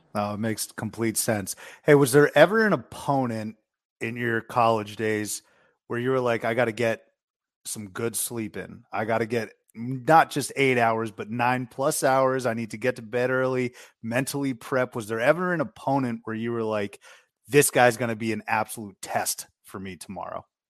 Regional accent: Boston area, Massachusetts, United States; I'm from the Boston area, so I grew up with a lotta people who love B C basketball

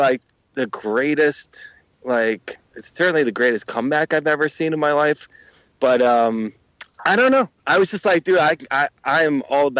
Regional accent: Connecticut, United States; I'm from Connecticut, right. So I'm a New York, and plus I'm that part of Connecticut that falls right in between Boston and New York.

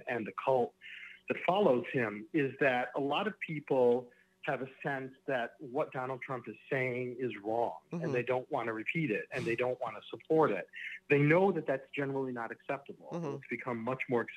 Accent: Michigan, United States; also born or lived in Chicago; I then moved back to my hometown in Michigan

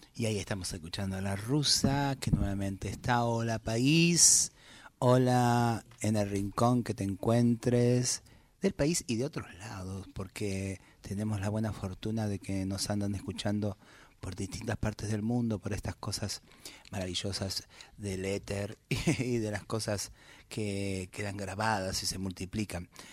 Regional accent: Buenos Aires Province, Argentina; el haber crecido en el conurbano

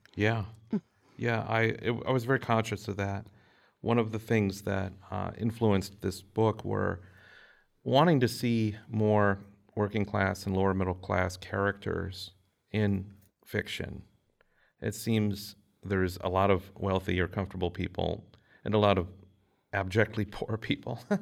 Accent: Minnesota, United States; growing up in Minnesota

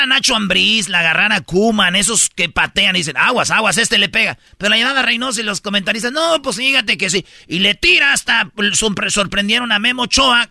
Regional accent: Mexico; Yo soy mexicano

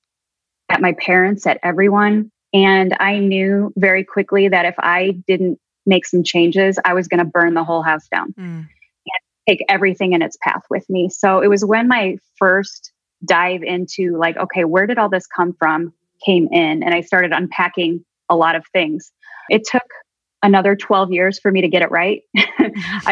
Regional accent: Chicago, Illinois, United States; I was born and raised in the Midwest, Chicago

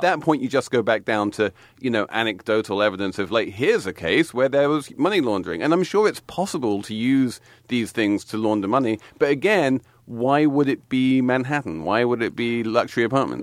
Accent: England, United Kingdom; now in New York, United States; I'm English

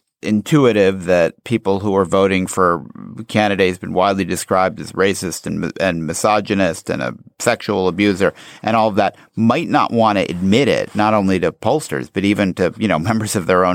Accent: Chicago, Illinois, United States; I grew up in Chicago

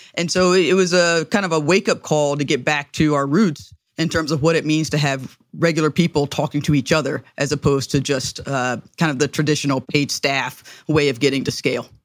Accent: the South, United States; as a Southerner and as a Black person

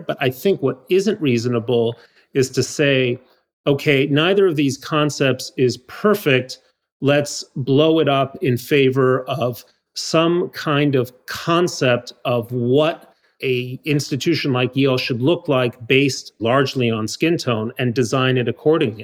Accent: Mexico City, Mexico; moved away; I grew up in Mexico City

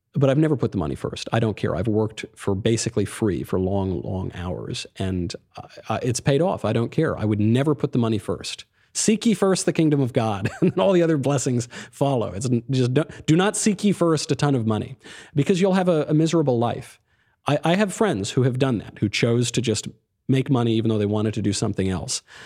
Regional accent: New York, United States; also born or lived in Connecticut; I'm a New Yorker

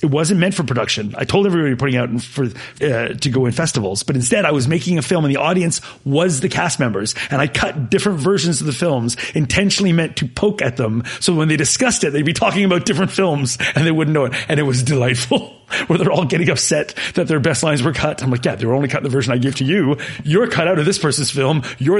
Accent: Canada

